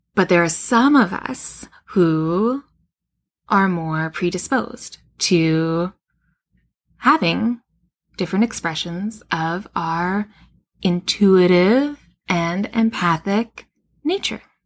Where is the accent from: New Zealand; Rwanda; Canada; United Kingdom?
Canada; Western Canada; now in West Coast, Canada; I grew up in Western Canada and then moved to the West Coast, which is where I live now.